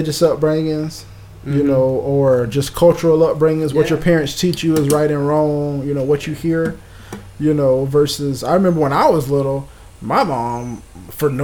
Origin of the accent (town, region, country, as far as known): Gainesville, Florida, United States